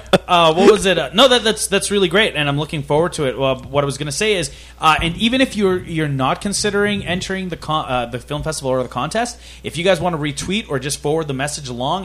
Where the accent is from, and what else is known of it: Fort McMurray, Alberta, Canada; born or raised there; English is a second language